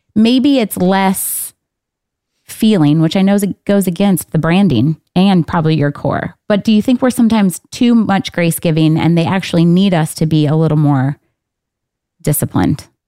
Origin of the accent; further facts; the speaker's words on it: Michigan, United States; I'm from Michigan